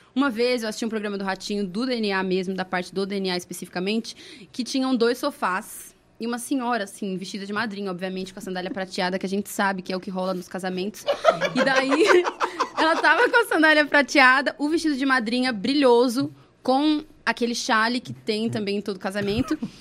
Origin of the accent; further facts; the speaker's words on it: Brazil; Eu sou brasileira, raiz